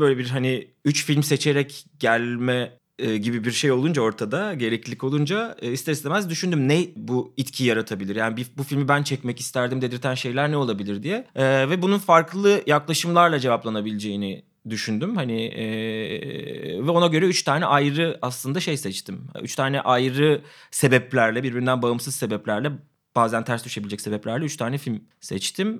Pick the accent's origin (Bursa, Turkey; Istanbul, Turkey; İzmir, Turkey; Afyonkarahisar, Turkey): İzmir, Turkey; Ben de yani İzmir İzmirliyim